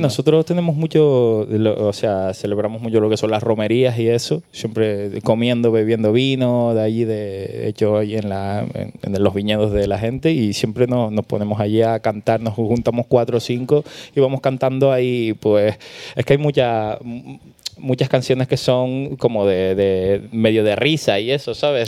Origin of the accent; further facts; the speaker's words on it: La Palma, Canary Islands, Spain; somos de La Palma, parte oeste de La Palma